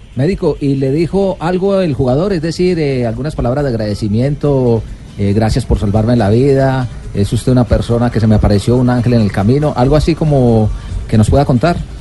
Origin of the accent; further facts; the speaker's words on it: Colombia; estamos eh, muy orgullosos como colombianos